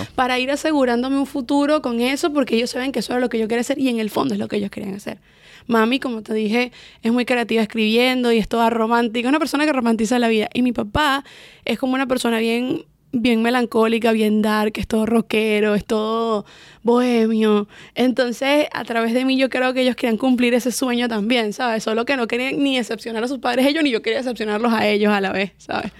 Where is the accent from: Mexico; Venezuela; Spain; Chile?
Venezuela; Valencia, Carabobo; moved away as an adult; Nacida y crecí en Venezuela y me vine para acá cuando tenía 20 añitos.